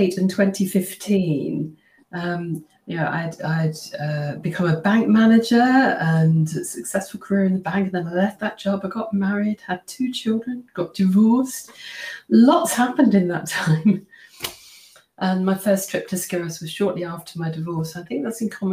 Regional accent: just outside Cambridge, East of England, United Kingdom; I grew up just outside Cambridge

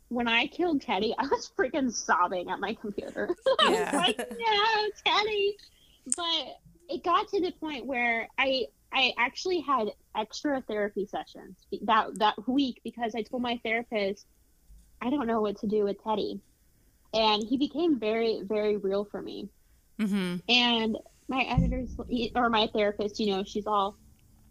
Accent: Indianapolis, Indiana, United States; my hometown in Indianapolis

